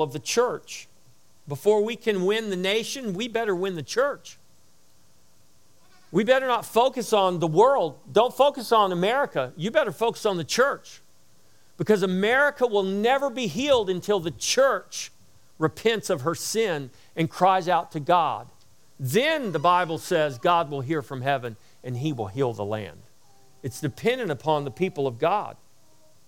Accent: United States; we have rights as Americans

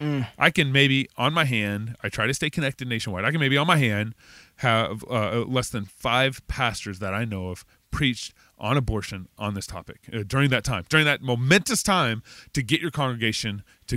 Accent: Texas, United States; I'm from

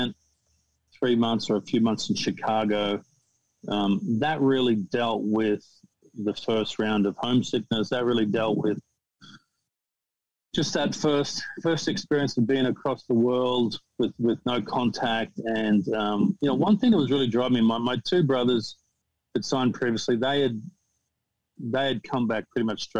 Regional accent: Australia; moved away as an adult; also born or lived in United States; growing up in Australia

